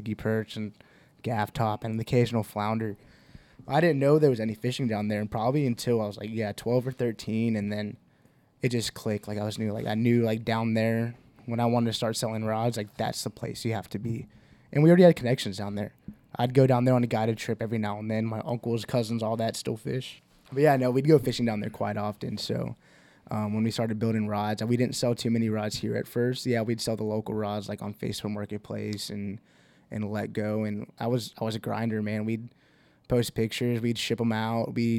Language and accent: English; Houston, Texas, United States; we're from Houston, have a bunch of family down in Harlingen